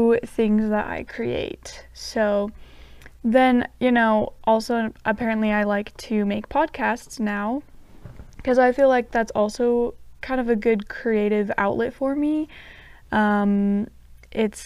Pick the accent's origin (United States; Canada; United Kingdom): United States; southern Utah; moved away as an adult; now in Provo, United States; I'm from Utah. I grew up in a really small town in southern Utah, but right now I live in the Provo area